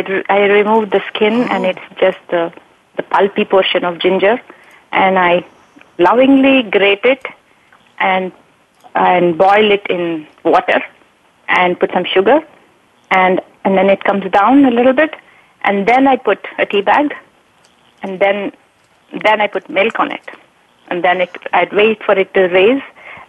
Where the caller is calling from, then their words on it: San Jose, California, United States; So I'm calling from San Jose, California.